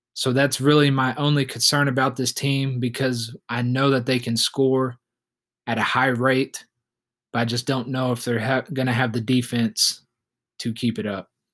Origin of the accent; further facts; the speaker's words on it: Oklahoma City, Oklahoma, United States; we have my hometown team, the Oklahoma City Thunder